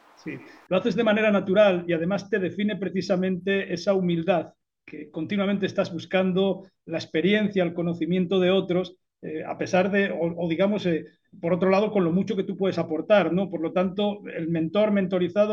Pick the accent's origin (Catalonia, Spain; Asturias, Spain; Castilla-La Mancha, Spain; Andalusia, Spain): Asturias, Spain; yo soy asturiano